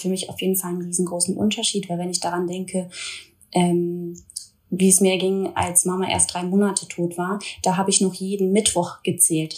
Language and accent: German; Duisburg, North Rhine-Westphalia, Germany; now in Cologne, Germany; Ich lebe zurzeit in Köln, komme aber gebürtig aus Duisburg, also ich bin eine kleine Robotperle